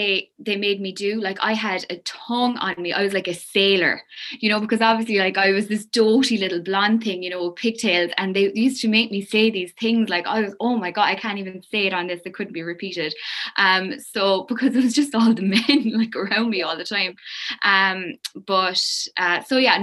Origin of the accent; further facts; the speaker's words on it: Kilmallock, Munster, Ireland; also born or lived in Limerick City; I'm from County Limerick, Kilmallock, County Limerick, small town.